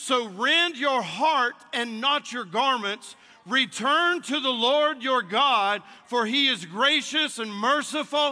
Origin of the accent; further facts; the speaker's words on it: North Carolina, United States; now in Mississippi, United States; I was born in North Carolina